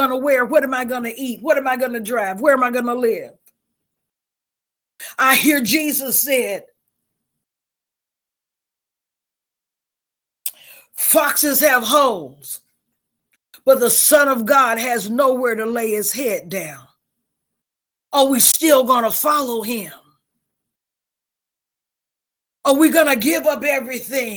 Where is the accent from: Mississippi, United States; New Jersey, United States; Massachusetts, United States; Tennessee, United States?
Mississippi, United States; I'm from Mississippi